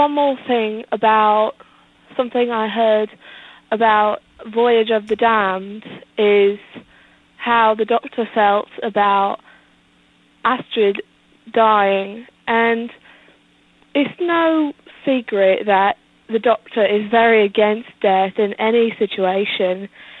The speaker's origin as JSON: {"language": "English", "region": "London", "country": "United Kingdom", "said": "I'm actually from London, but I'm visiting some family in the States."}